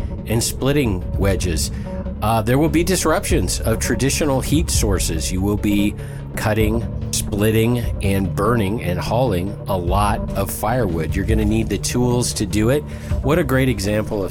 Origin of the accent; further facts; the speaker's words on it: Mount Vernon, Washington, United States; I grew up in a place a lot like Forks. It's called Mount Vernon, Washington